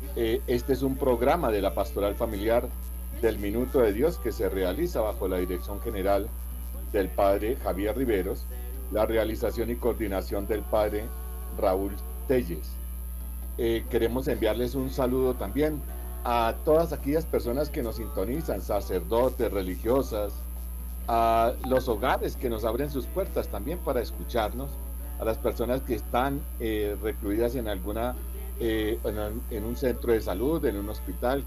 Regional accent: Colombia; como colombianos

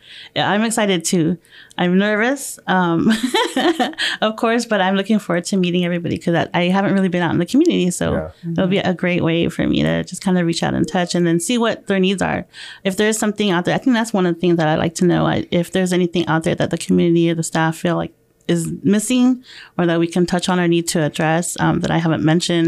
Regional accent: Philippines; I'm Filipino, so I don't know much about the Native American other than what I've learned in school.

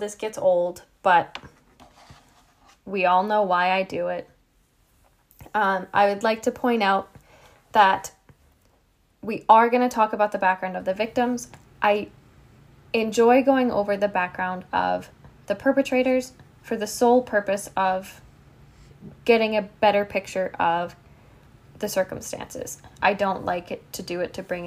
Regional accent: the Maritimes, Canada; moved away; also born or lived in Alberta; so I grew up in the Maritimes

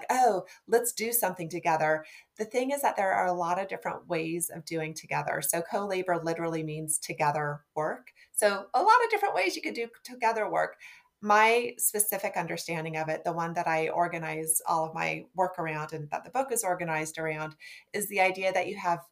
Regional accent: Nebraska, United States; I'm from Nebraska

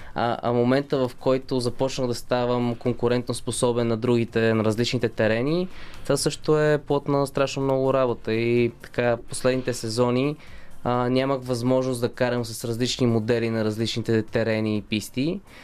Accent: Bulgaria; като един българин в отбора

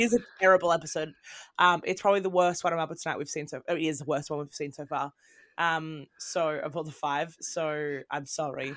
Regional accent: Australia; moved away as an adult; also born or lived in Britain; now in United Kingdom; I'm from Australia. Now I live in mm. Britain

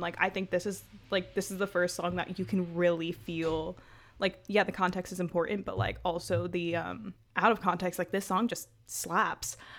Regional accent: New York City, New York, United States; I'm from Brooklyn

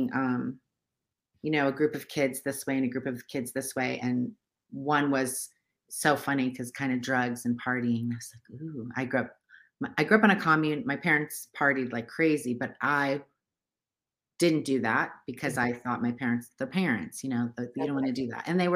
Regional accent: United States; I grew up in America

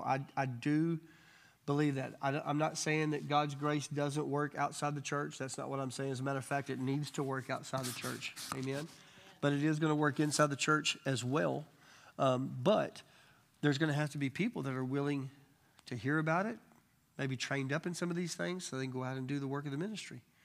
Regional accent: Arkansas, United States; I'm from Arkansas, you know. We're just Arkansas

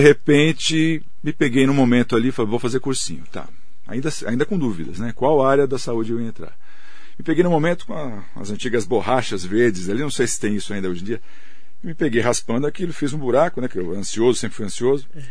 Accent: Mogi das Cruzes, São Paulo, Brazil; sou de Mogi, fiquei lá

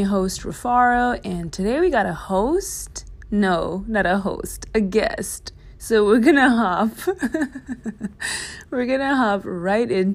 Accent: Zimbabwe; also born or lived in Austin, Texas, United States; now in New York, United States; I grew up in Zimbabwe

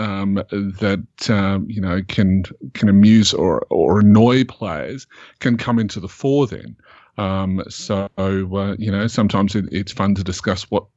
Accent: Australia; I'm Australian

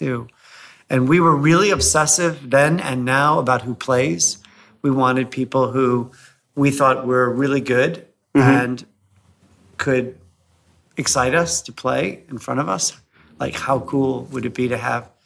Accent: United States; moved away as an adult; also born or lived in California / Atlanta; now in London, United Kingdom; I am American

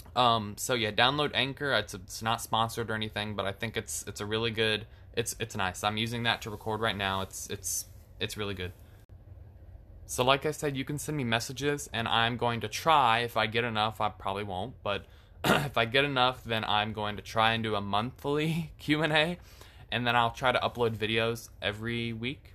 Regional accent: Florida, United States; I am from Florida. So I've lived in Florida my entire life

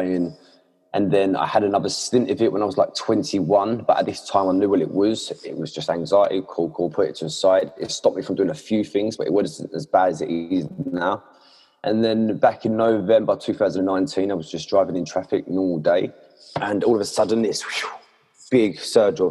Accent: Essex, East of England, United Kingdom; I'm from England, Essex.

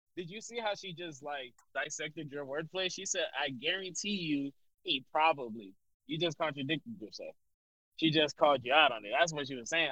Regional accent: United States; I'm an American

